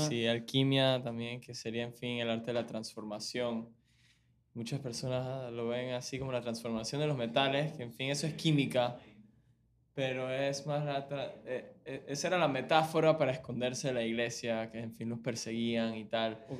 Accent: Panama; also born or lived in Venezuela; yo nací aquí en Panamá, criado por mis padres

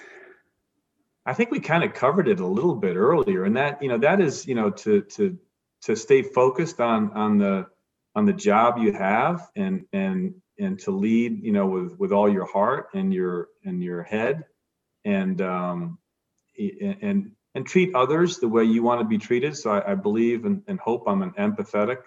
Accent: Providence, Rhode Island, United States; I grew up in Providence, Rhode Island

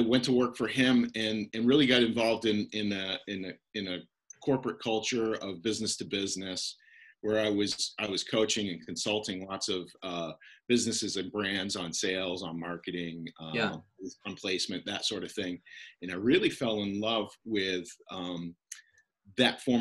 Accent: Northern Maine, United States; accent: Canadian; moved away; So I'm from Northern Maine. You're going to hear a Canadian accent in my outside a little bit. I grew up 30 minutes from Canada

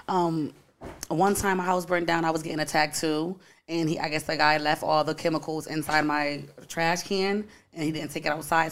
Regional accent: Bridgeport, Connecticut, United States; I'm from Bridgeport, Connecticut, born and raised.

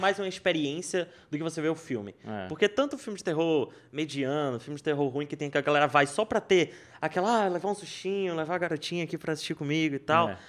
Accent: Brazil; sou do Brasil

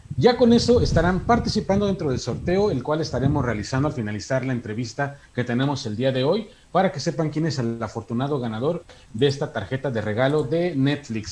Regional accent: Hidalgo, Mexico; soy de Hidalgo

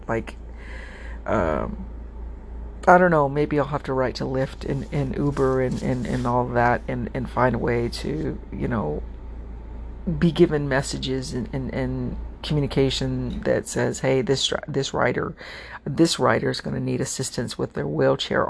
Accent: United States; I'm American doesn't mean my family didn't come from a foreign country

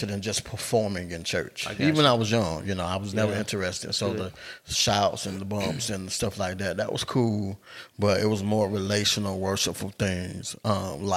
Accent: Albany, United States; we grew up in Albany

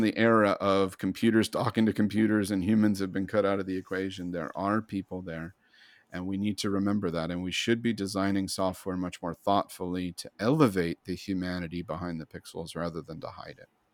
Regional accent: United States; I'm white, I'm educated, I'm American, I'm male

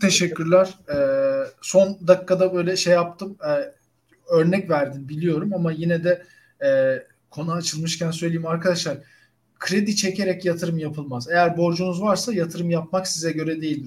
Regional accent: Turkey; ben de Türk'üm

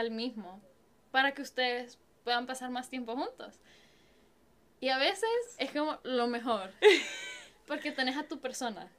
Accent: Honduras; now in San Antonio, United States; Yo soy de Honduras

